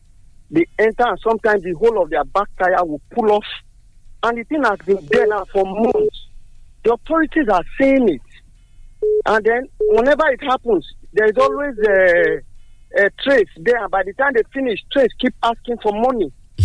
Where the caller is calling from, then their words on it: Dubai, United Arab Emirates; I'm calling from Dubai, Kutahe.